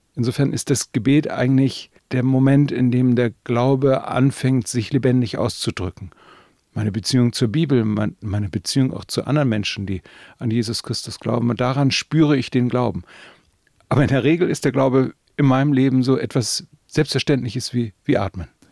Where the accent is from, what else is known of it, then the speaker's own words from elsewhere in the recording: the North, Northern Germany, Germany; bei uns im Norden natürlich äh, evangelisch getauft